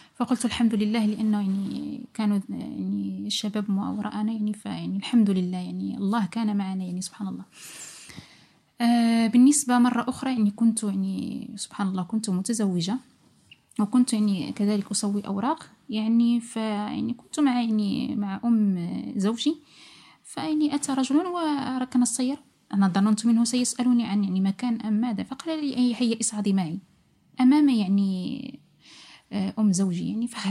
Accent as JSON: {"language": "Arabic", "country": "Morocco", "also_born_or_lived": "Italy", "moved": "yes", "said": "كمغاربة لأن أكثر إحنا نحن أكثر جالية هناك في إيطاليا"}